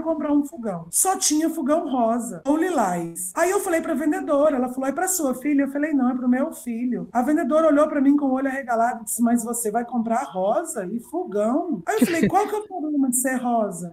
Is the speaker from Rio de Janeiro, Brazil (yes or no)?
no; Goiás, Brazil; eu mudei de Goiânia de volta para cá, porque eu fui embora para Goiânia com 12 anos para estudar e voltei com 26